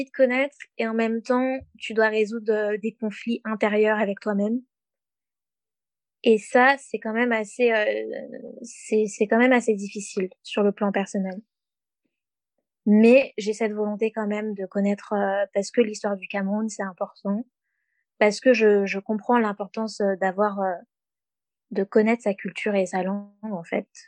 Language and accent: French; France; accent: French; also born or lived in Mauritius; j'entends mon accent français